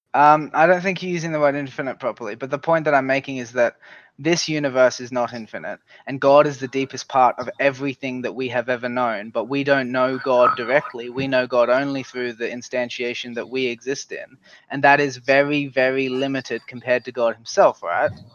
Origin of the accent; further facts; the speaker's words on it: Australia; I'm from Australia